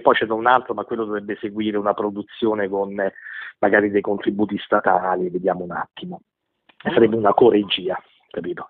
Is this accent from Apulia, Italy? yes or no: no; Rome, Lazio, Italy; siamo di Roma tutte